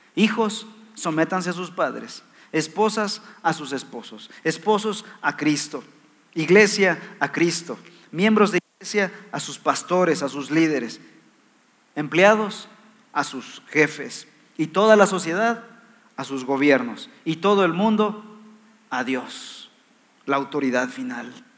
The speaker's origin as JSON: {"language": "Spanish", "country": "Mexico", "said": "Somos ciudadanos mexicanos"}